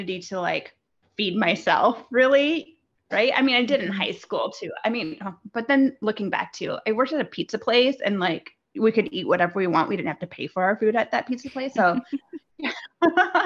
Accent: Midwest, United States; I grew up in the Midwest in the United States

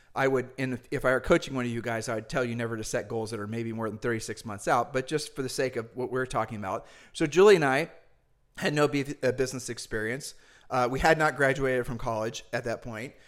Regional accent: Ohio, United States; We're humble people from Ohio

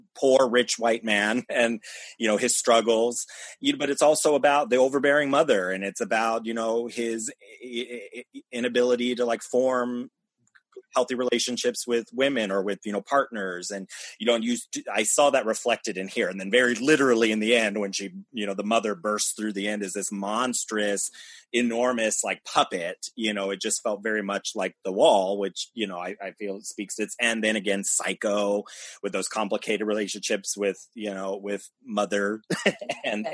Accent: United States; I grew up in America

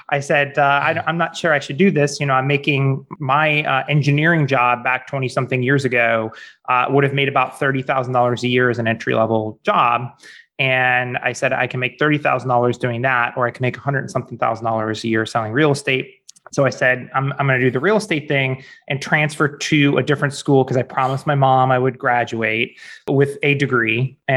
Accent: St. Louis, Missouri, United States; also born or lived in Orange County, California / Chicago / Denver, Colorado; Um, I'm originally from St. Louis, Missouri, go Cardinals, and uh, have lived in a number of places since then.

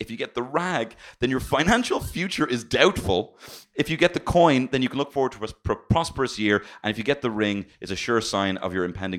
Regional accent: Ireland

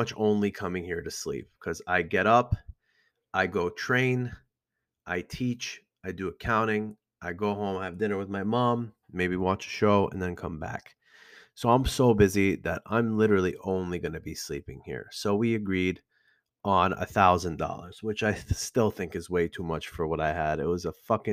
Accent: Iran; now in Elmwood Park, United States

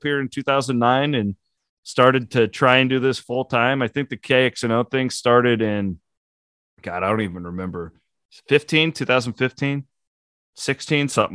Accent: Southwest Iowa, United States; I'm a sportscaster from Southwest Iowa

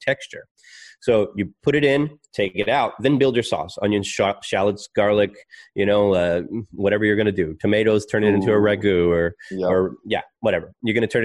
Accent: Texas, United States; also born or lived in Melbourne, Australia; now in Australia; I'm Texan

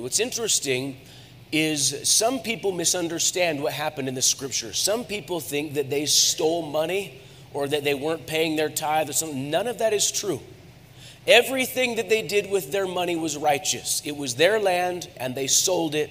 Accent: United States; I'm an American.

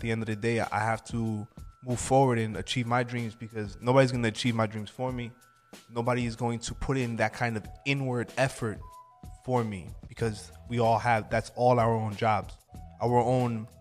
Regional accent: Freeport, New York, United States; also born or lived in Medellín, Colombia; I'm from a town called Freeport, Port Knox, New York

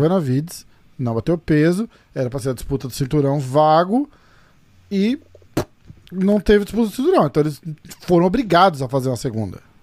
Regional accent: Brazil; a gente, como brasileiro

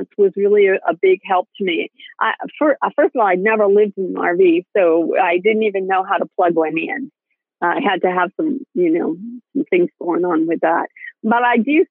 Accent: Maine, United States; moved away; I grew up in Maine and you know, near the border of Canada.

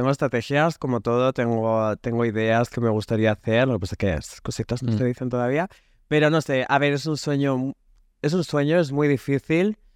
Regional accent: Basque Country, Spain; yo Soy vasco

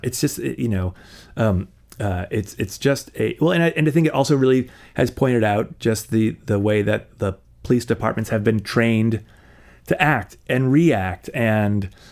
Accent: Fairhaven, Massachusetts, United States; moved away; I grew up outside of New Bedford, down down in lovely Fairhaven, um, on on the south coast

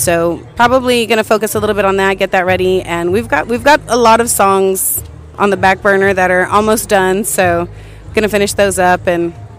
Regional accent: Kingsville, Texas, United States; it's in my hometown, Kingsville, Texas.

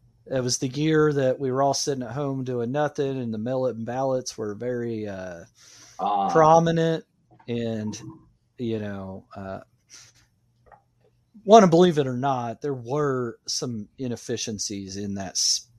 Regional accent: United States; I'm an American.

